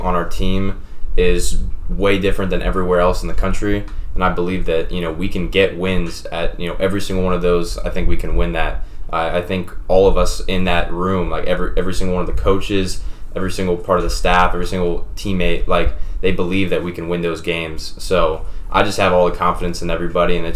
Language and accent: English; Fernandina Beach, Florida, United States; moved away as an adult; now in Tallahassee, United States; I'm from Fernandina Beach, Florida, also known as Amelia Island